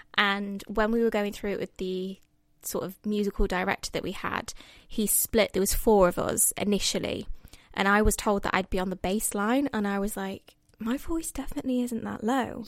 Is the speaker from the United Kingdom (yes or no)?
yes; Mansfield, East Midlands, United Kingdom; moved away as an adult; now in London, United Kingdom; Mansfield. It's my hometown